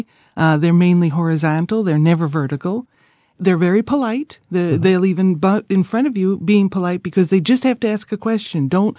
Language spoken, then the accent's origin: English; Naples, Campania, Italy; Well, I come from Naples. Naples is the capital of just a mishmash of traffic and things.